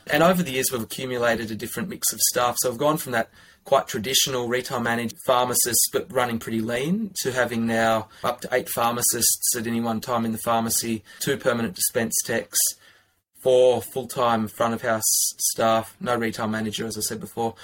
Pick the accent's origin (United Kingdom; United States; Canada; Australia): Australia; Armidale, New South Wales; now in Canberra, Australia; I'm originally from Armidale, which is in northern New South Wales.